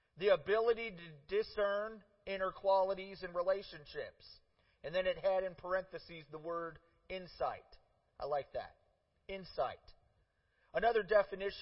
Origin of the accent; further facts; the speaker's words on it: Parma, Ohio, United States; also born or lived in Cleveland, Ohio; We moved to the biggest suburb in town, just outside of town, Parma, and I lived there, grew up there